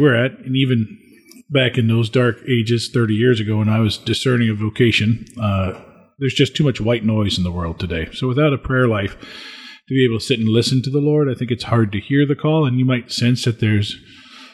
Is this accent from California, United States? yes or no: no; Springfield, Illinois, United States; I served the 6:20 a.m. Mass at the parish I grew up in Springfield, Illinois